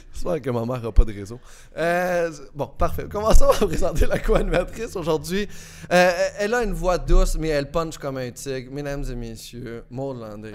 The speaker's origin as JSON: {"language": "French", "area": "Beauce", "region": "Quebec", "country": "Canada", "said": "je viens de la Beauce comme toi"}